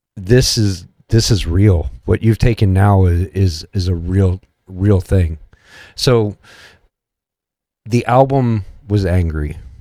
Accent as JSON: {"language": "English", "region": "Missouri", "country": "United States", "said": "I'm from Missouri."}